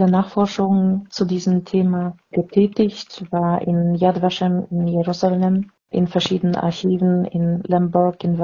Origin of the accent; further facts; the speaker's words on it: Vienna, Austria; bin aus Wien und 57 Jahre alt.